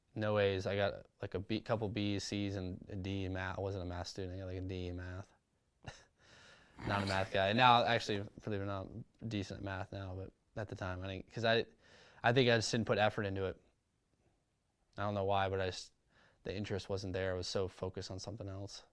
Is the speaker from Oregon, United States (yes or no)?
no; Huntington Beach, California, United States; growing up, Southern California, grew up in a city called Huntington Beach